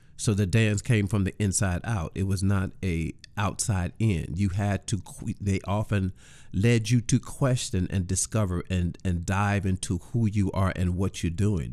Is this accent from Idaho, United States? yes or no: no; East St. Louis, Illinois, United States; I am originally from East Saint Louis, Illinois.